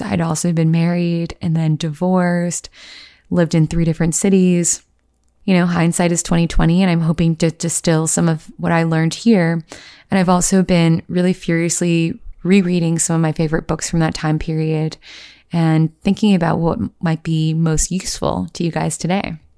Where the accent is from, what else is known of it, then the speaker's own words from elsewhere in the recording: Virginia, United States; moved away as an adult; also born or lived in Los Angeles / New York; I grew up in Virginia